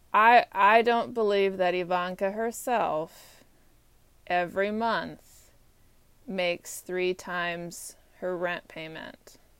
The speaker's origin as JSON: {"language": "English", "region": "Texas", "country": "United States", "also_born_or_lived": "Georgia", "moved": "as an adult", "lives_now": "Washington, D.C., United States", "said": "I'm from Texas"}